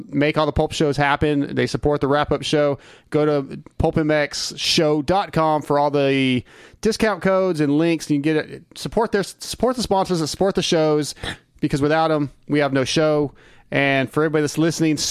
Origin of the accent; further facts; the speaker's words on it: United States; As an American